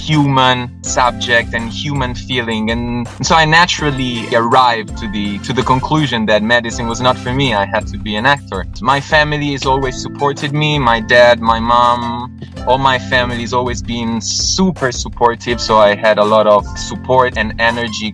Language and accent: English; Rome, Lazio, Italy; I was born and raised in Rome